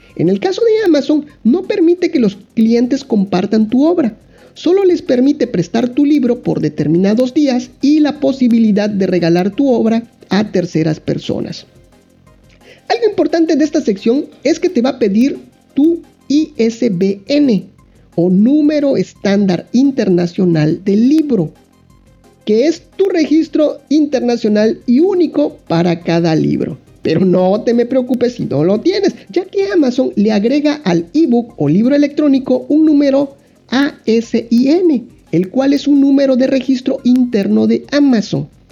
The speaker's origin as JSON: {"language": "Spanish", "country": "Mexico", "said": "yo dibujante, que soy de México"}